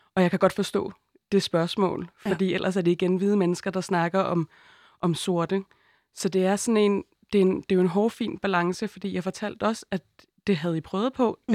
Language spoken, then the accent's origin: Danish; Denmark; jeg er født i Danmark og er hvid